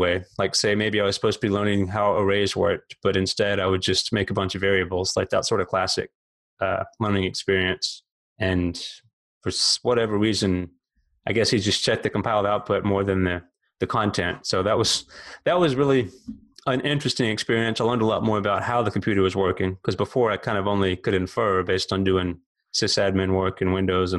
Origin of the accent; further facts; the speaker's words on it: Alabama, United States; moved away as an adult; also born or lived in Memphis, Tennessee; now in Florida, United States; I grew up in the South, born in Alabama, lived there about 25 years, another 15 in Memphis, Tennessee, and now here in Florida